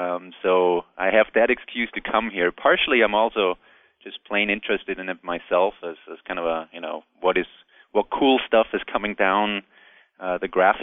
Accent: near Salzburg, Austria; now in Texas, United States; I live in Texas right now, but I'm originally from Austria, Central Europe, for those who don't know. Mozart's birthplace

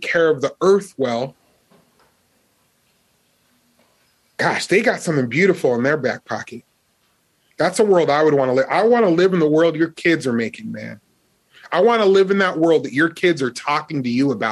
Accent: Las Vegas, Nevada, United States; Growing up in Las Vegas, we used to do fire drills

